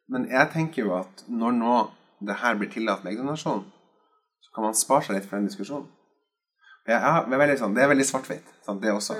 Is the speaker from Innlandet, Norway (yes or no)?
yes; Skotterud, Innlandet, Norway; hjemme på Skotterud på Edmarken